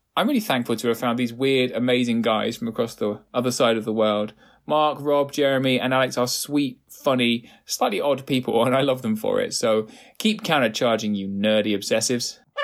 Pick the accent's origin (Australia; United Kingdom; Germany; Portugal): United Kingdom; I am British